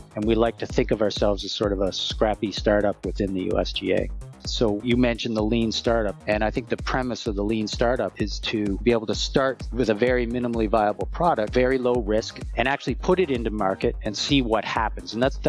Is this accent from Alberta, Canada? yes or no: no; Nova Scotia, Canada; also born or lived in moved around; I was born in Nova Scotia, Annapolis Valley, Nova Scotia, as a Navy brat. My dad was in the Navy, so I moved around a lot